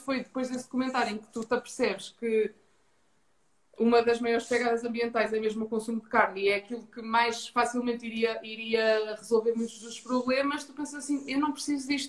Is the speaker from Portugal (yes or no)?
yes; Ponte da Barca, Norte, Portugal; moved away as an adult; also born or lived in Braga; now in Lisbon, Portugal; sou natural de Ponta Barca, no Minho, uma vila pequena no Alto Minho.